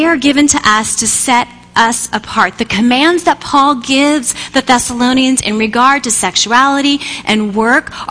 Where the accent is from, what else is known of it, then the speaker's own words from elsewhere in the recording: United States; us to understand as contemporary American Christians